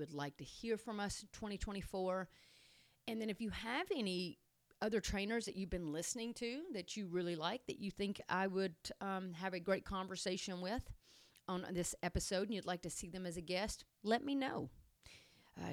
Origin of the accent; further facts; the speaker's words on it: Tennessee, United States; I am from Tennessee, naturally. So I'm not sure what kind of accent just came out.